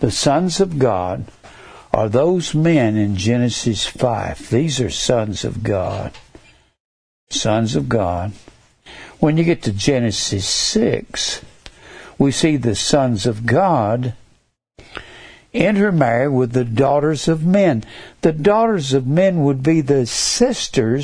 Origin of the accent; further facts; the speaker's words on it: Fort Worth, Texas, United States; I was raised in Fort Worth around a whole bunch of those.